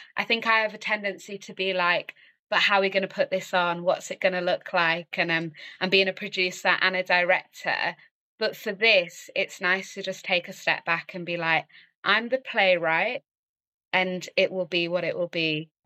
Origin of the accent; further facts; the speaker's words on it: Kendal, North West England, United Kingdom; also born or lived in London; now in Manchester, United Kingdom; from Kendal, Cumbria in the Lake District, that's where I grew up